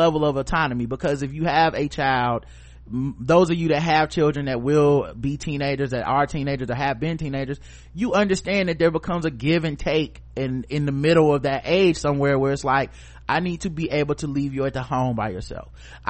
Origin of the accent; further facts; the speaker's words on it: Texas, United States; I grew up in Texas.